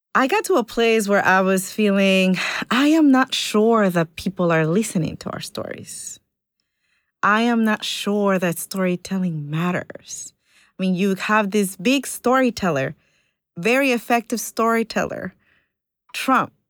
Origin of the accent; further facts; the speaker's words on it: Ecuador; moved away; I was born in Ecuador